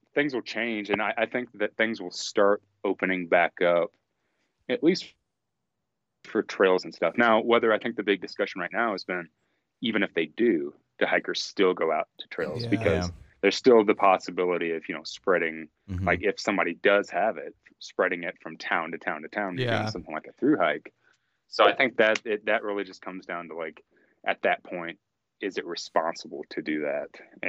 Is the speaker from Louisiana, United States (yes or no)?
no; Southern Indiana, United States; I'm from Southern Indiana, like right around Kentucky.